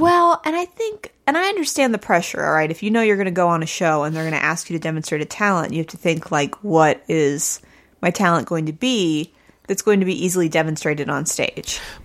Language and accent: English; Missouri, United States; I'm from Missouri.